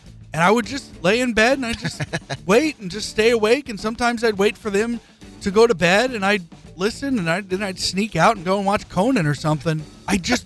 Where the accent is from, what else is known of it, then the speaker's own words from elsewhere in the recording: Gardner, Kansas, United States; now in Lawrence, United States; I grew up in Gardner